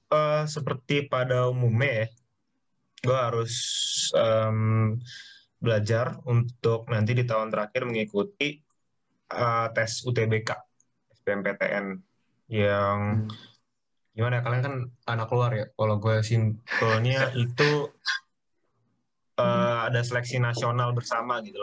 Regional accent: Jakarta, Indonesia; lah SMA di Jakarta uh, eh, Kanisius yeah. cukup pede waktu masuk uh, kuliah hari-hari pertama kayak ya lah gue dari Jakarta sekolah gue cukup ini ya bisa lah survive di sini gitu

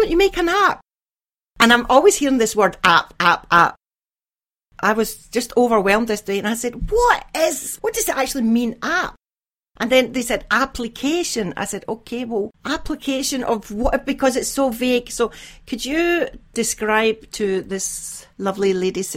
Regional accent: Glasgow, Scotland, United Kingdom; now in Iceland; I have Irish Catholic parents and I was brought up in Scotland, in Glasgow

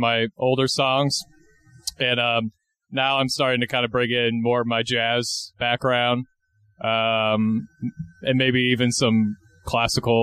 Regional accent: Stuart, Florida, United States; now in Saint Augustine, United States; I'm originally from Stuart, Florida, which is, for those of you who don't know, that's like about 45 minutes north of West Palm Beach.

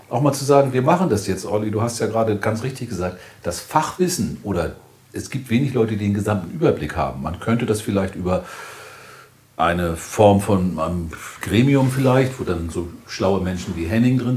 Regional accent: Hamburg, Germany; du mich das als Hamburger? Ist schwierig

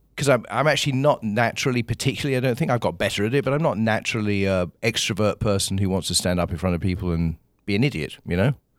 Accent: Kingswood, South East England, United Kingdom; moved away as an adult; now in United States; where I grew up, a small town called Kingswood, uh, is still just out of London

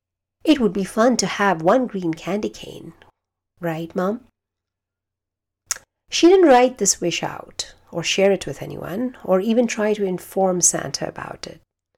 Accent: India; also born or lived in Kuwait; growing up in India and in Kuwait.

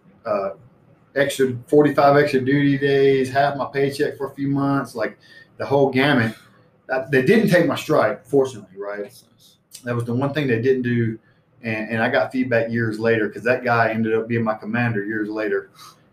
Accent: Alabama, United States; moved away as an adult; also born or lived in Misawa, Japan; Alabama, where I grew up with my friends

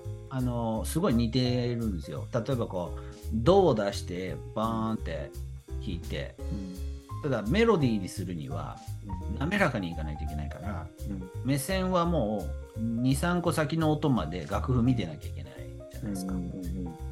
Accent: Chino, Nagano, Japan; 私と地元長野県茅野市で七年に一度だけ行われる、オンバシラ祭

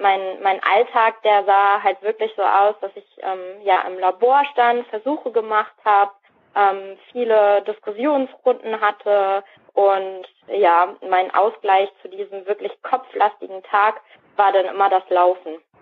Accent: Soest, North Rhine-Westphalia, Germany; also born or lived in Hamburg; now in Dormagen, Germany; also ich bin tatsächlich ursprünglich aus Nordrhein-Westfalen. Ich bin nämlich in Soest geboren

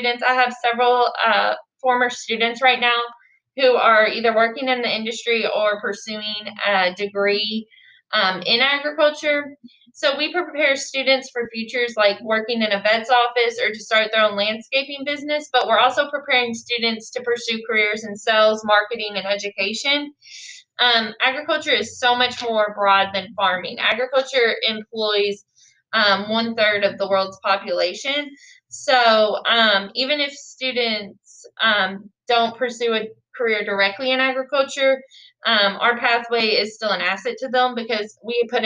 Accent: Bullitt County, Kentucky, United States; also born or lived in Murray, Kentucky; I am from here. I'm from Bullitt County. I grew up on a cattle farm

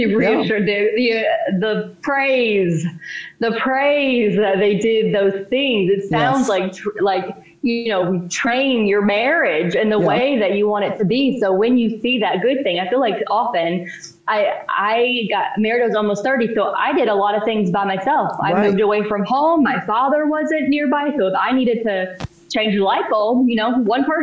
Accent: East Texas, United States; moved away; also born or lived in Florida; I'm from the South. I grew up in East Texas. Small town

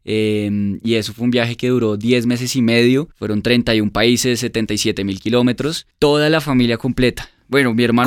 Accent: Colombia; somos una familia colombiana

